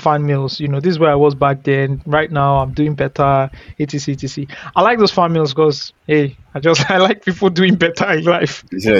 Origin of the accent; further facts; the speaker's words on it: Aba, Abia, Nigeria; moved away; Before I left the country 5 years ago, I grew up in Abba.